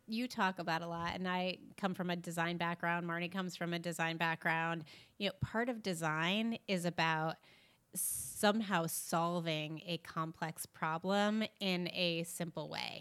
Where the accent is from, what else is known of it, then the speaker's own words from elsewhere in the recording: New York, United States; we're from New York